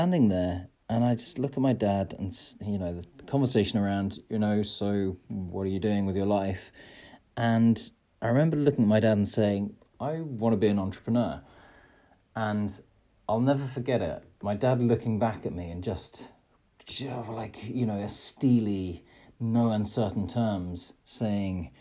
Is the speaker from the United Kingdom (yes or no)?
yes; Midlands, United Kingdom; I'm from the Midlands, and I was back home.